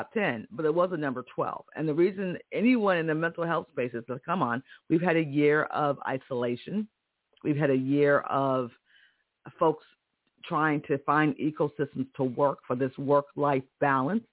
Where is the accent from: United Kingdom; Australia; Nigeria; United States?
United States; Connecticut; I'm from Connecticut. I remember as a kid in Connecticut